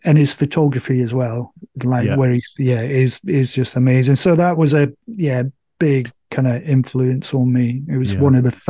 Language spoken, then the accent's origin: English; Scotland, United Kingdom; moved away; I'm from Scotland. My folks still live up in Scotland